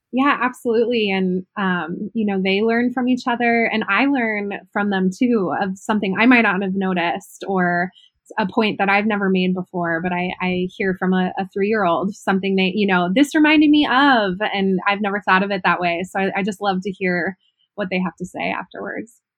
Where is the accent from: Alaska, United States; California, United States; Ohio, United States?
Ohio, United States; moved away; I'm originally from Ohio.